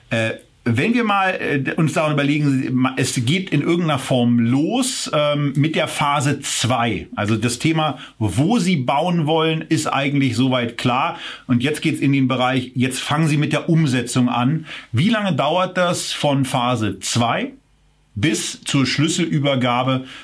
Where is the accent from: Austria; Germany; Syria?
Germany; Berlin; Also ich könnte mir eben äh, als, als Berliner in Brandenburg schon vorstellen